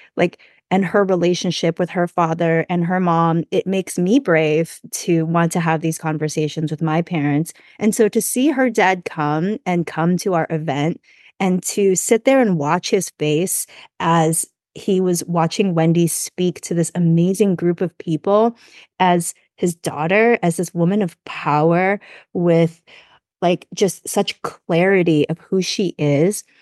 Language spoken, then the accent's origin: English; United States; I grew up here, so I'm very American